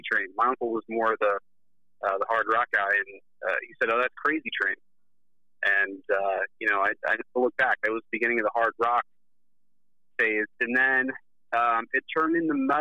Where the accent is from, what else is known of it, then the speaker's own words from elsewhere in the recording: Chicago, Illinois, United States; we're from Chicago